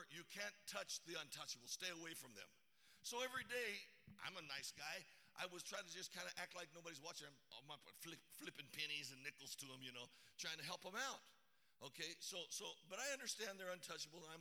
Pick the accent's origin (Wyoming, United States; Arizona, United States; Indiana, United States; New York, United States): Arizona, United States; I'm from Arizona